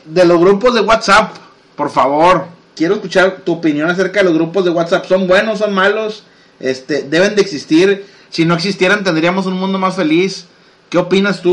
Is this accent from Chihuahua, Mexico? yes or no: no; Monterrey, Nuevo León, Mexico; todos somos de Monterrey